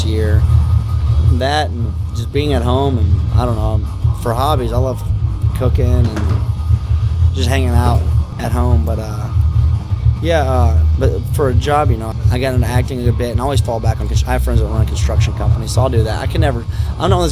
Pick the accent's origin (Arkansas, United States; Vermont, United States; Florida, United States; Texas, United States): Florida, United States; Ocala; in my town where I grew up in Florida, Ocala, Florida, right outside of it